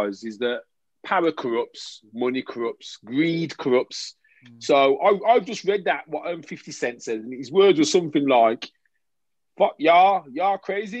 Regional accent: England, United Kingdom; I'm English

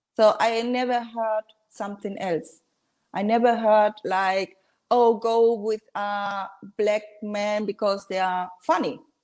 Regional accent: Spain; English is a second language; moved away as an adult; also born or lived in Dominican Republic; now in Germany; I moved to Spain, uh, went to school and did my graduate in high school

